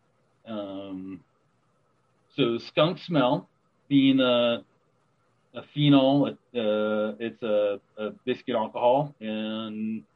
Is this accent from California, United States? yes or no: yes; Los Angeles, California, United States; I grew up in Los Angeles